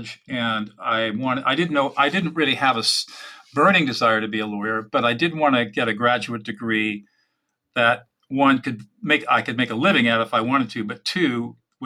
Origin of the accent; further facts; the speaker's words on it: San Marino, California, United States; also born or lived in Sacramento, California / Dartmouth College, New Hampshire; now in Central California, United States; I grew up in Southern California, up in San Marino